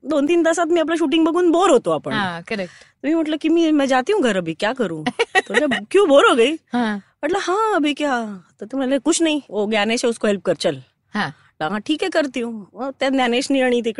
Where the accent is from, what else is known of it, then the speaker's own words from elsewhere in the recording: Mumbai, Maharashtra, India; अंधेरी मुंबईमधलीच आहे मी